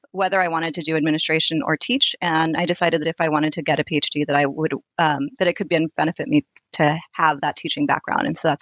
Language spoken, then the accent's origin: English; Sunnyvale, California, United States; also born or lived in Santa Cruz, California / Stanford, California; after the age of 10, I grew up in Sunnyvale, which is between Stanford and San Jose